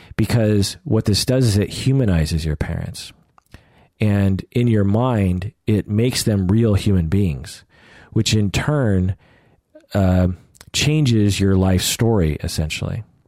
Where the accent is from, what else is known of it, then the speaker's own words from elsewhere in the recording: Sammamish, Washington, United States; I grew up in Sammamish, which was called Issaquah at the time